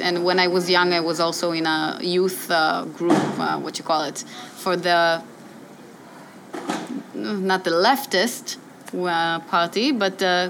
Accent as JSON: {"language": "English", "country": "Israel", "tie": "born or raised there", "also_born_or_lived": "Re'ut / Tel Aviv"}